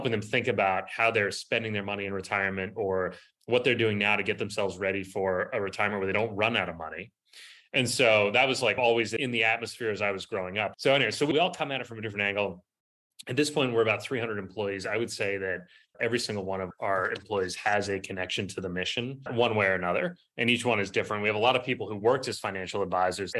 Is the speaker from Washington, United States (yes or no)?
no; Boston, Massachusetts, United States; also born or lived in California; now in Baltimore, United States; I grew up in Boston, lived in California for 12 years